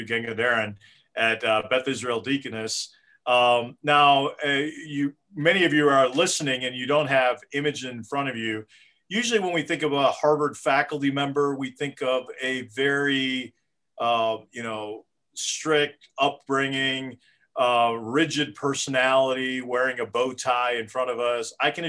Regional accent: Kerala, India; My home state, exactly.

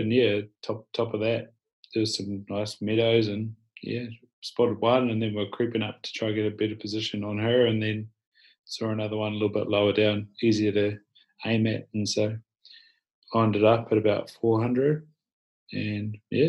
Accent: Southland, New Zealand; Grew up in Southland, bottom of New Zealand, handy to places like Fiordland and Central Otago

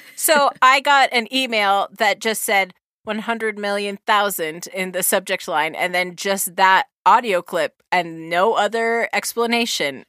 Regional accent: New Zealand; accent: New Zealand; in my New Zealand accent

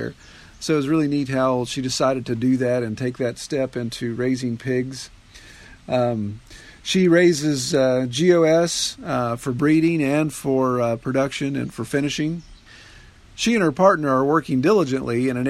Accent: United States; all of us Americans

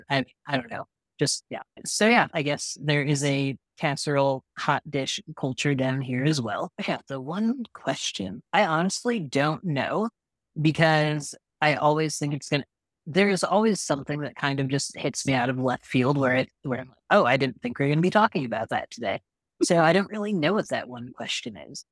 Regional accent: Midwest, United States; moved away; growing up in the Midwest

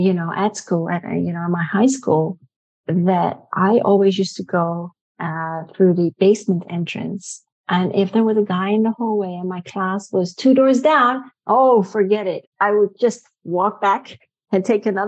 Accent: Netherlands; I was born in Holland. And I am part Dutch.

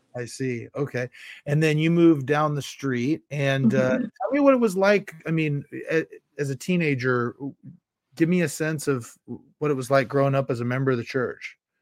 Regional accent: Carmichael, California, United States; I was from the Carmichael stake and I bounced in and out my home ward the whole time

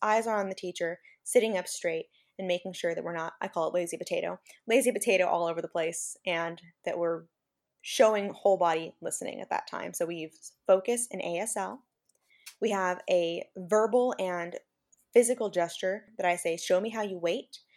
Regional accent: Central Valley, California, United States; now in Salinas, United States; I'm not originally from this area. I'm from the Central Valley in California

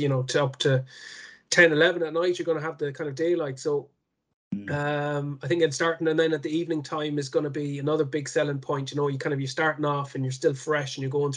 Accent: Connemara, Connacht, Ireland; I'm from Connemara

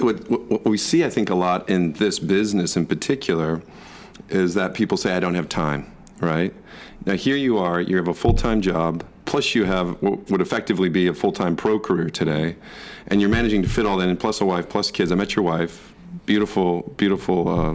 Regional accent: Michigan, United States; I grew up in Michigan

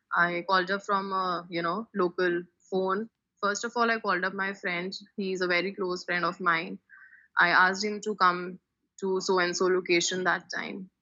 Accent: Delhi, India; I am from Delhi, India

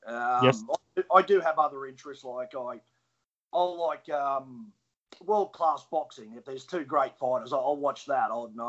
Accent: Brisbane, Queensland, Australia; also born or lived in Lawnton, Queensland; live out at Launton now, just outside of Brisbane itself. It's in the Petrie Shire. I grew up in Banyo.

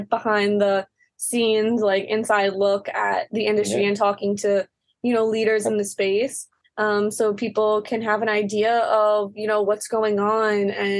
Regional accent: Long Island, New York, United States; because for us growing up on the East Coast on Long Island, it was like, there was really nothing.

